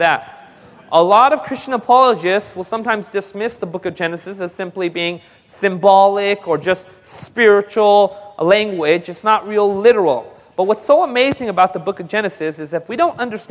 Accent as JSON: {"language": "English", "country": "India", "said": "I'm just a Hindu because I'm Indian"}